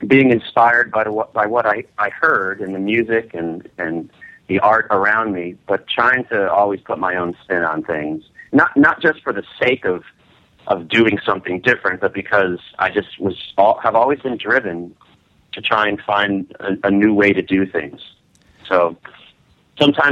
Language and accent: English; Connecticut, United States; now in New York, United States; ever since I was a young lad growing up in Connecticut